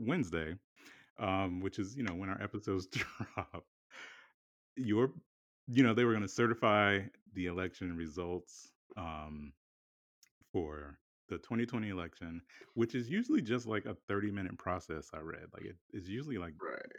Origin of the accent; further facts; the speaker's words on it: South Carolina, United States; now in Philadelphia, United States; we're both from South Carolina. Like both of our families are, you know, South Carolina born and raised